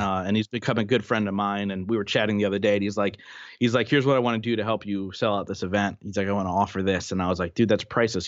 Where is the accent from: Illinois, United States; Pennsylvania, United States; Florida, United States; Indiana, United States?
Pennsylvania, United States; Reading; my hometown